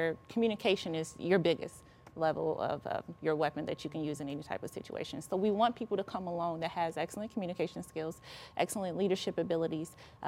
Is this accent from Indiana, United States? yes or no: no; St. Louis, Missouri, United States; I'm from St. Louis. I live in St. Louis. I grew up here. This is my community.